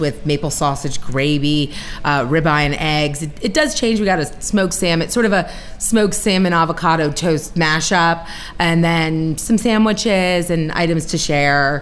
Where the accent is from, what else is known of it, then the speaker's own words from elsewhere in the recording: White Oak, Maryland, United States; I grew up in White Oak, just sort of uh, about a couple miles up Colesville Road here. And so I'm from this area